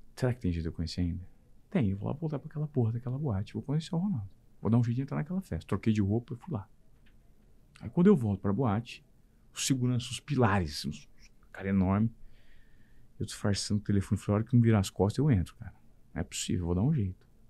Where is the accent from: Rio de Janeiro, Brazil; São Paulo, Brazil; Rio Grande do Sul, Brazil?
São Paulo, Brazil; Presidente Venceslau; moved away as an adult; also born or lived in Paranavaí; eu sou de Presidente Venceslau, uma cidade de 37 mil habitantes